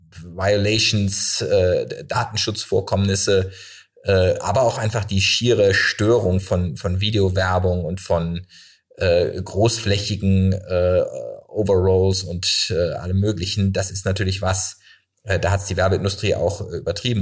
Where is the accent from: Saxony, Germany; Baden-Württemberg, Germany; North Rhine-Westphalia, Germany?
Baden-Württemberg, Germany; Freiburg; now in Cologne, Germany; Ich komme aus Freiburg